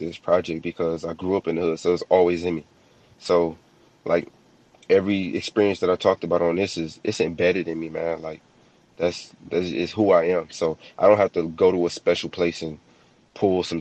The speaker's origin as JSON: {"language": "English", "region": "Michigan", "country": "United States", "said": "I come from Michigan"}